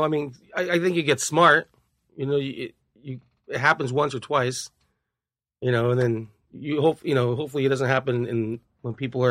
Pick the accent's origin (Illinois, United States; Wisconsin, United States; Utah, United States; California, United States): California, United States; Los Angeles; I grew up in both areas, MacArthur and Echo. Just all the poor areas, you know.